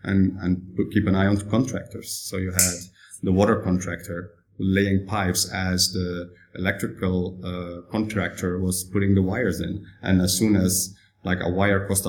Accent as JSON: {"language": "English", "country": "Netherlands", "moved": "yes", "lives_now": "Shanghai, China", "said": "I'm from the Netherlands, although my dad is Italian"}